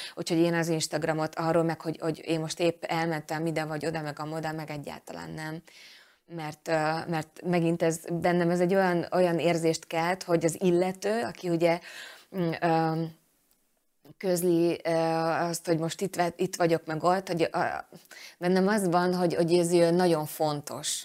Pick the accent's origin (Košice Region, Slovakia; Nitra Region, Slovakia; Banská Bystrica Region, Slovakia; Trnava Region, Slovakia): Banská Bystrica Region, Slovakia; Fiľakovo; Úgyhogy én ezt mind-mind itt, itt, itt kaptam, és, és ebben nevelkedtem